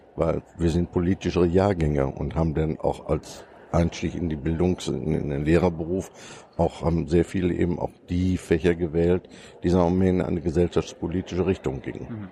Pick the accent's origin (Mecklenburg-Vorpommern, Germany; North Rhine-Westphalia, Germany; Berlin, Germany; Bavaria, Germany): North Rhine-Westphalia, Germany; Soest district; also born or lived in Münster; ich komme aus dem Kreis Soest und wohne in Bad Sassendorf